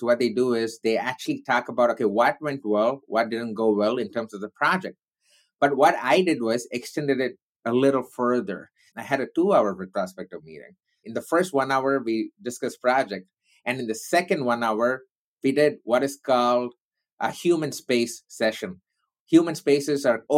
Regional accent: India; I'm Indian

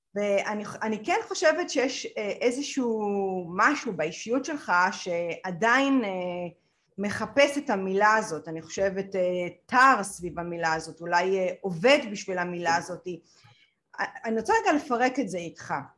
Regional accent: Israel

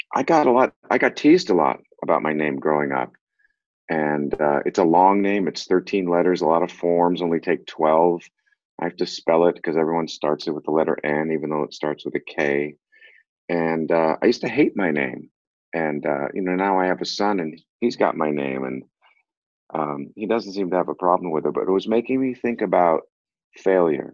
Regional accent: Boston, Massachusetts, United States; also born or lived in Brooklyn Heights, New York; when we were seven, we moved to Boston.

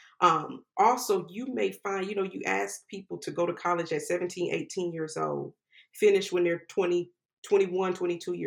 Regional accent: Jacksonville, Florida, United States; moved away as an adult; also born or lived in West Coast / New York; Jacksonville, which is where I grew up

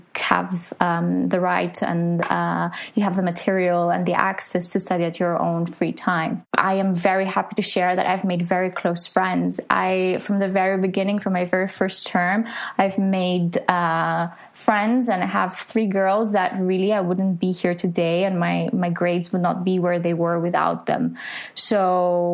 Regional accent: Greece; now in London, United Kingdom; I am studying in London, but I'm originally from Greece

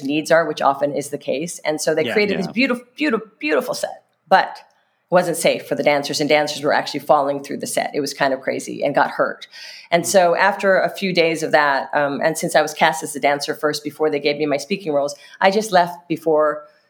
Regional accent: Hawaii, United States; I grew up in Hawaii

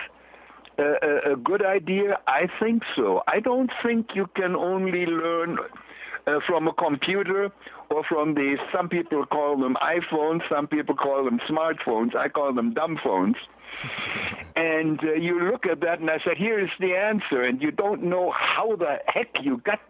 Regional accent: Germany; moved away as an adult; I'm from Germany, a Class A machinist. I was 3.5 years an apprentice

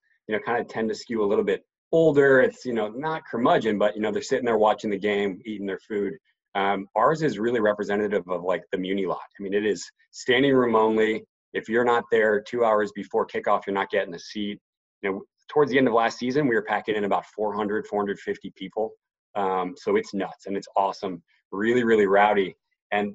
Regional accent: Cleveland, Ohio, United States; now in New York, United States; I was born in Cleveland

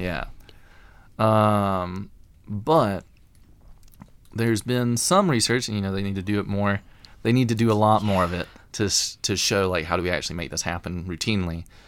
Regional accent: Alabama, United States; accent: Alabama accent; moved away as an adult; I'm from Alabama. Uh, I don't always sound like it

